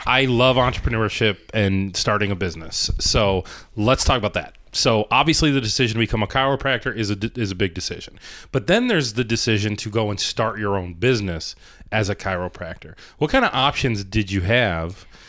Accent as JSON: {"language": "English", "region": "Ohio", "country": "United States", "moved": "yes", "lives_now": "Rochester, United States", "said": "I'm from Ohio"}